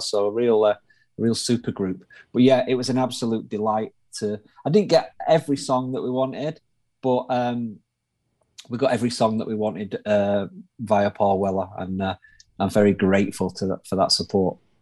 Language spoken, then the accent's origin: English; Manchester, North West England, United Kingdom; accent: northern; I'm from Manchester, up in the north of uh, in the north of the UK, north of England